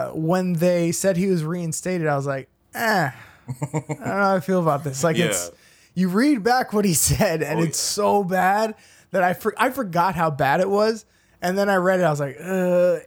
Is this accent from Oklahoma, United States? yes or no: no; Florida, United States; growing up in Florida